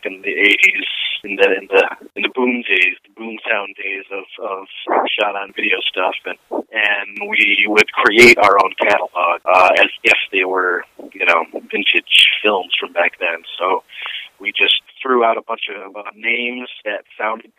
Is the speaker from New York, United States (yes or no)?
yes; Rochester, New York, United States; I am a filmmaker from Rochester, New York